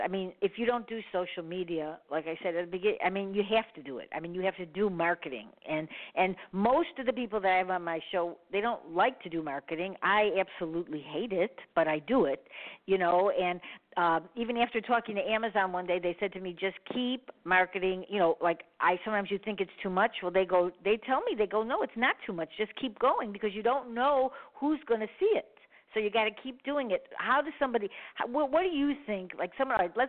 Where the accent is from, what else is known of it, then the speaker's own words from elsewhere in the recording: Chicago, Illinois, United States; I'm from Chicago